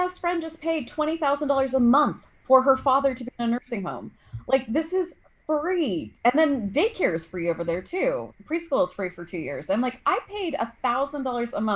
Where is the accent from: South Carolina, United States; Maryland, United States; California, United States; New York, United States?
California, United States; Bay Area; I'm from the Bay Area in California